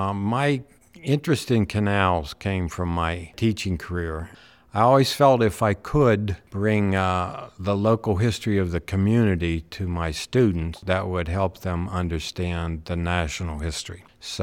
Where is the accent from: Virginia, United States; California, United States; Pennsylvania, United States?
Pennsylvania, United States; Oakmont; Yes, I'm from Oakmont.